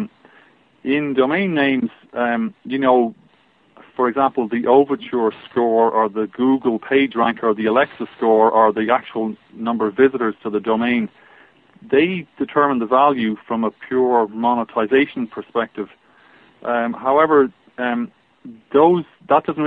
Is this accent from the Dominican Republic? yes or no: no; Ireland; accent: Irish; now in United States; my Irish accent in America, people love my Irish accent.